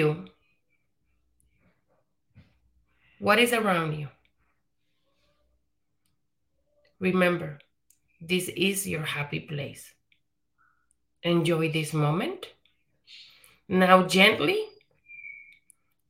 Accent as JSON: {"language": "English", "country": "Puerto Rico", "tie": "born or raised there", "moved": "yes", "said": "So I'm Puerto Rican. I was born and raised in the Caribbean, in Puerto Rico."}